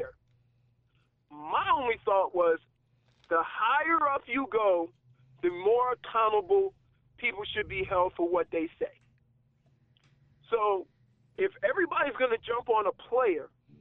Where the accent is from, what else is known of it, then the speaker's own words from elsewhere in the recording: New Orleans, Louisiana, United States; moved away as an adult; also born or lived in Ann Arbor, Michigan / Miami, Florida; I'm from New Orleans, okay? I'm from the South, the real South.